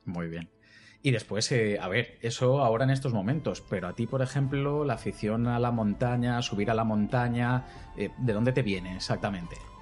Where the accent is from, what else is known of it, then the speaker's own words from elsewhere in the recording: Crevillente, Valencian Community, Spain; now in Murcia, Spain; la sierra de, mi pueblo, a la sierra de Crevillente